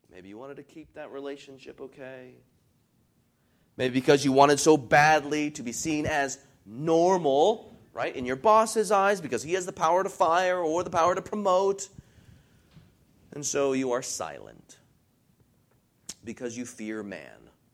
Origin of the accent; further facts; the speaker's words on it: United States; for us as American Christians